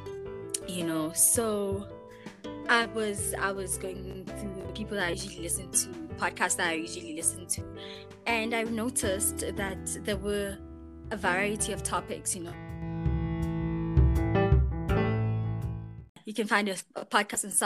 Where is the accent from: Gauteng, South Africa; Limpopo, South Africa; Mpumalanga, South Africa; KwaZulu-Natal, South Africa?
Mpumalanga, South Africa; Bethal; from a very small town in Mpumalanga called Bethel.